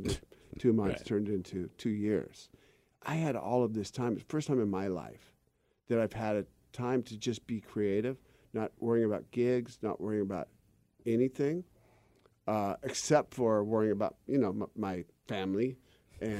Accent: Seattle, Washington, United States; growing up in Seattle

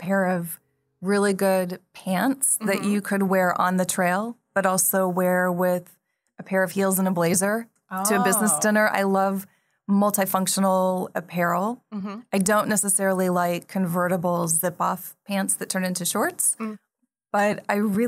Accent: the West, United States; moved away as an adult; now in Taipei, Taiwan; I grew up in the West

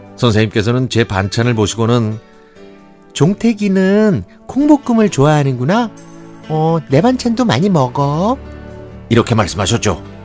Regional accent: Gyeonggi Province, South Korea; 저는 경기도에 있는 초등학교에 다녔는데요

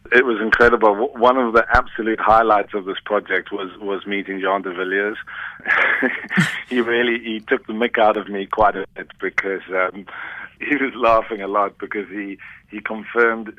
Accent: Cape Town, Western Cape, South Africa; I grew up in Cape Town as a surfer

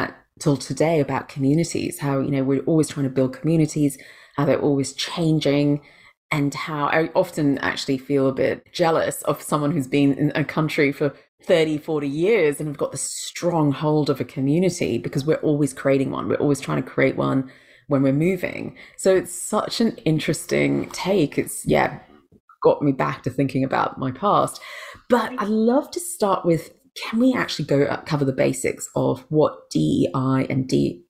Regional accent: England, United Kingdom; also born or lived in Malaysia / Brunei; now in Australia; I was born in Malaysia, but I'm Indian, then grew up in England from a very young age, from the age of four, and then actually spent a couple of teenage years in Brunei, then went back to England.

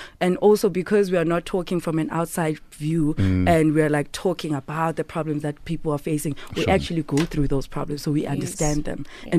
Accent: Eastern Cape, South Africa; now in Johannesburg, South Africa; And I'm from the Eastern Cape originally.

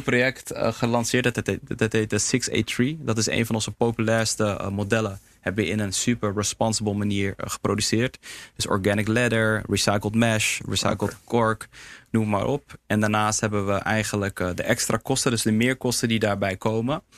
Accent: Heemskerk, North Holland, Netherlands; Surinaamse jongen, in Nederland geboren, opgegroeid in Heemskerk

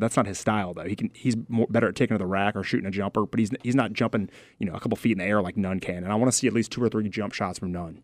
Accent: Midlothian, Virginia, United States; growing up in Midlothian, Virginia, twenty minutes outside of Richmond, my whole life

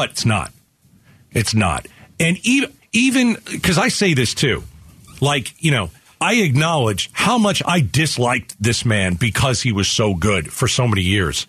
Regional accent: New York, United States; moved away; I'm from New York.

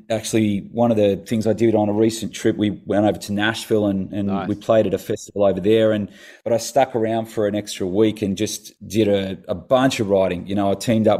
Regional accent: Tasmania, Australia; moved away; I grew up in Tassie as a kid

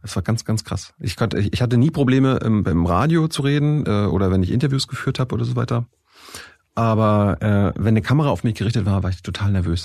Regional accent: Mecklenburg-Vorpommern, Germany; also born or lived in Texas; ich stamme aus der DDR, äh, ich komme äh, aus Mecklenburg-Vorpommern vom Land

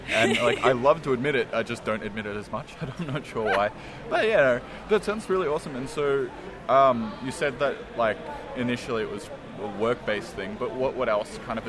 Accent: Melbourne, Victoria, Australia; I'm from Melbourne as well

